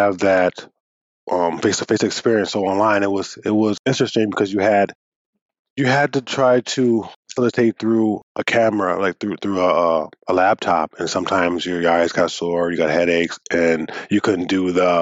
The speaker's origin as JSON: {"language": "English", "country": "United States", "moved": "yes", "lives_now": "Sault Ste. Marie, Canada", "said": "I'm a Bimaadizidaa facilitator from Sault Ste. Marie, but I'm originally from the States"}